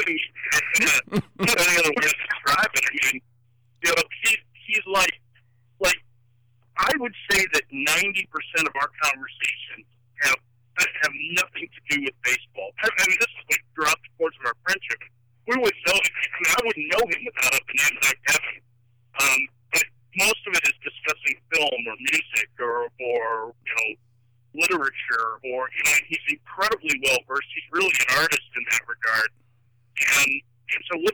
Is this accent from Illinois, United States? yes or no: yes; Chicago, Illinois, United States; I'm from Chicago